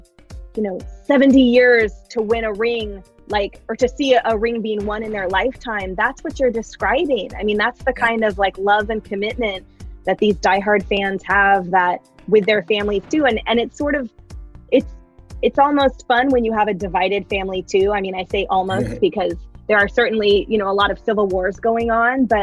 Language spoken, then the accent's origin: English; California, United States; now in Seattle, United States; we come from a big Husky family, even though I'm a Californian